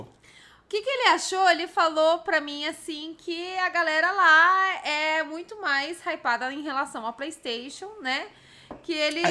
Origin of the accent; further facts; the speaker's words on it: Brazil; eu nasci no Brasil, eu vivo no Brasil, nunca pisei no Japão, Ape... então eu sou muito brasileira